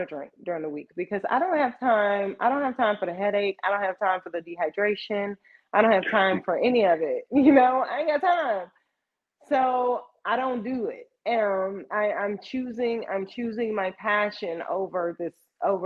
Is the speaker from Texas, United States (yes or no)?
yes; Texas, United States; I am Texan